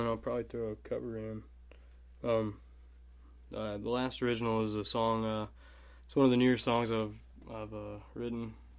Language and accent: English; Woodstock, Alabama, United States; my hometown. It's got a we were kind of put on the map by this podcast called S-Town, which stood for Shit Town.